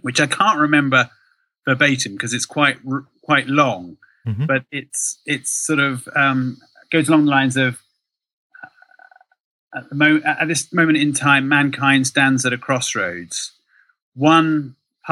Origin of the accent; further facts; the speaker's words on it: Oxford, South East England, United Kingdom; moved away as an adult; also born or lived in London; I grew up in Oxford